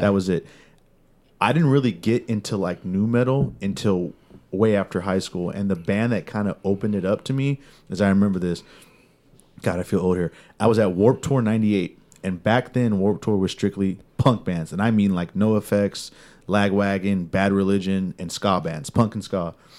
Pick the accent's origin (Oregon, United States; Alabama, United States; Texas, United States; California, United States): California, United States; I'm from California. So, you're in California, growing up